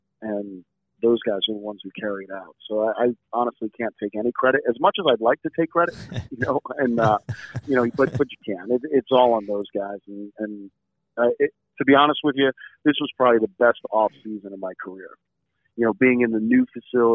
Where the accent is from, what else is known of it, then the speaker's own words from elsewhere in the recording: New Jersey, United States; growing up in New Jersey